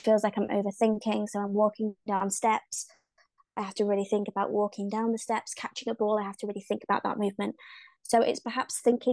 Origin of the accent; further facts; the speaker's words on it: the north of England, United Kingdom; accent: north of England; I am from the UK. Not just London, so my accent might sound a little bit funny because it's actually from the north of England, where we've got lots of farmland.